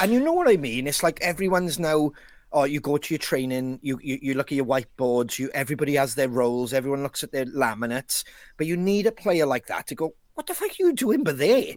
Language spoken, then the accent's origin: English; Wales, United Kingdom; as a Welshman